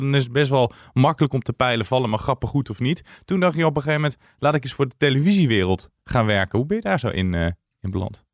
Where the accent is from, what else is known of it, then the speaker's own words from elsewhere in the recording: Tiel, Gelderland, Netherlands; Ik ben geboren in Tiel